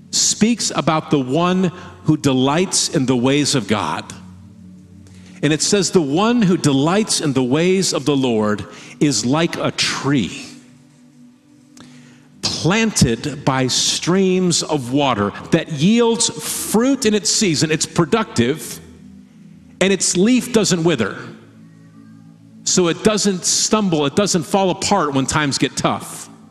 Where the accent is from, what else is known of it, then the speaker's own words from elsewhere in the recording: Midwest, United States; and as a Midwesterner, there's been times that I have called something a mountain.